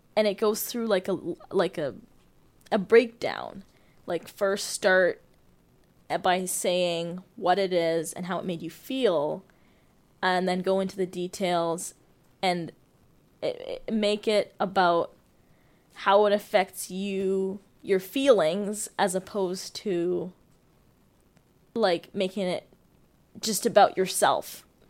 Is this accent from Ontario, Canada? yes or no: yes; Toronto, Ontario, Canada; moved away as an adult; also born or lived in Uganda / Ottawa; now in Abbotsford, Canada; I was born in Uganda, grew up in Toronto most of my life.